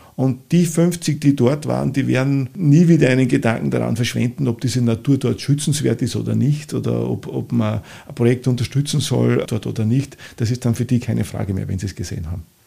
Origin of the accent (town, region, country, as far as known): St. Georgen im Walde, Upper Austria, Austria; born or raised there; accent: oberösterreichisch; moved away as an adult; also born or lived in Linz; now in Vienna, Austria